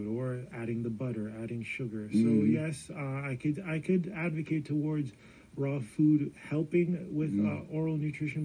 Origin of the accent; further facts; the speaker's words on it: Jamaica; as a Jamaican